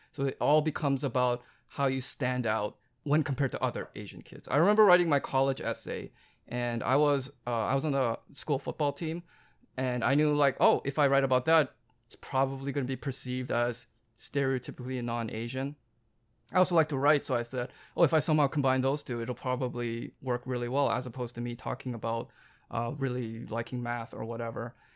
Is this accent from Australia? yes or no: no; Vancouver, British Columbia, Canada; moved away as an adult; I grew up in Vancouver